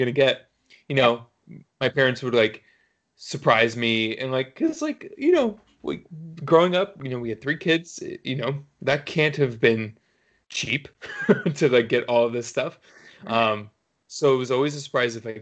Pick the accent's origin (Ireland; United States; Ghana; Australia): United States; New York City, New York; moved away as an adult; now in New England, United States; I grew up in New York City